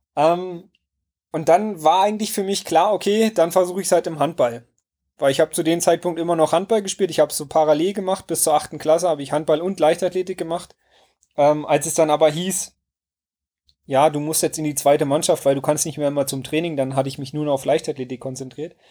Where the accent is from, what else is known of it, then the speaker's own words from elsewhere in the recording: Werder, Brandenburg, Germany; in meinem Heimatort ähm, Werder äh, einen Baumblütenlauf gab. Und den habe ich in der Grundschule mitgemacht